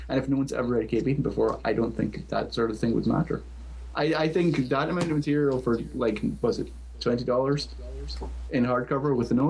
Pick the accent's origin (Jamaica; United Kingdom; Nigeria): United Kingdom; Scotland; accent: Scottish; I will try and tone down my Scottish accent.